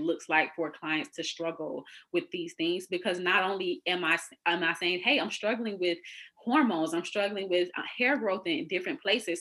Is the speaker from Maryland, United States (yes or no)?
no; Florida, United States; I'm originally from Florida.